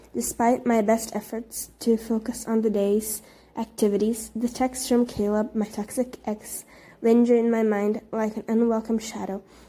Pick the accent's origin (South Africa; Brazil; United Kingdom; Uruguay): Brazil; English is a second language; I'm actually from Brazil